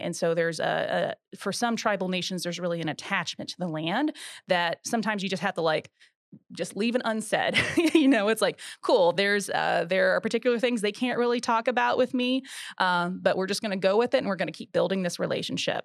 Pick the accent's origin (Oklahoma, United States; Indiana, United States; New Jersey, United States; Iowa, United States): Oklahoma, United States; Buffalo Valley; also born or lived in Norman, Oklahoma; I was born and raised in southeastern Oklahoma. Buffalo Valley, to be exact.